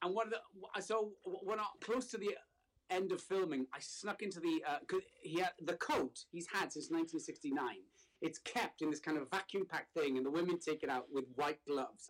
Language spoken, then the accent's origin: English; Wales, United Kingdom; moved away as an adult; now in Brooklyn, United States; I am from Wales.